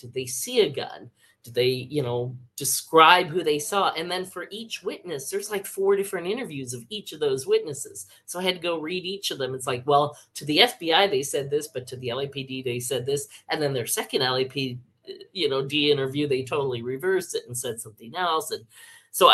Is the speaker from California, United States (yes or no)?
yes; Palo Alto, California, United States; when I grew up in Palo Alto